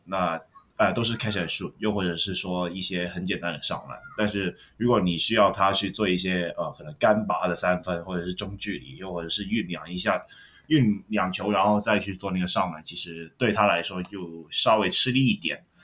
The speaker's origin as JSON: {"language": "Chinese", "country": "Hong Kong", "said": "我是香港人，但是我会去看 Plus League"}